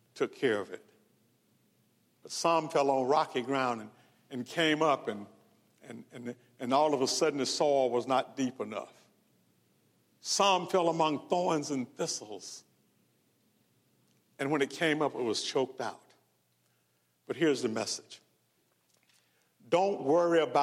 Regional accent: Mendenhall, Mississippi, United States; I grew up in Mississippi. Graduated from high school in Mendenhall

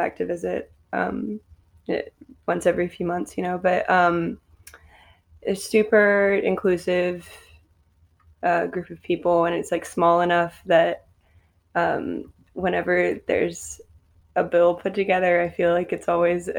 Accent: Richmond, Virginia, United States; moved away as an adult; also born or lived in Athens, Georgia; now in Atlanta, United States; I'm originally from Richmond, Virginia.

